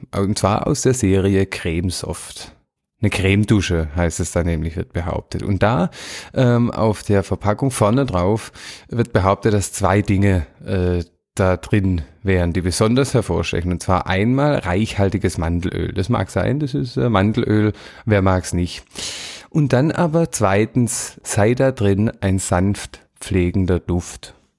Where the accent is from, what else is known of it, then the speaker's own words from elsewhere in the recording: Swabia, Germany; Das kenne ich nicht als Schwabe